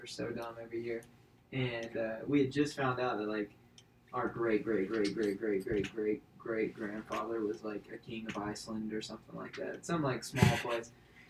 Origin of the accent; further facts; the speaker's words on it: Alabama, United States; I'm proud of Alabama.